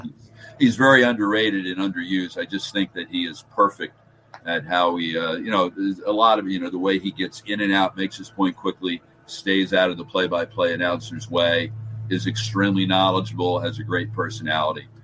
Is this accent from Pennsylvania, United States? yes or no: no; New Jersey, United States; I'm a Jersey guy